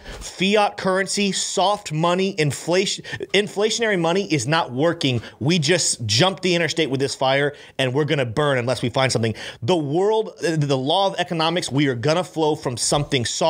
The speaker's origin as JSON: {"language": "English", "town": "Brandon", "region": "Florida", "country": "United States", "tie": "born or raised there", "said": "I grew up here in Florida. I grew up right in Brandon."}